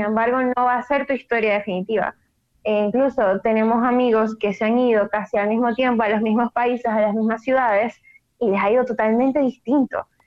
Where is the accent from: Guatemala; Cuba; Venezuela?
Venezuela; Maracaibo, Zulia; soy de Maracaibo, Venezuela, maracucha de corazón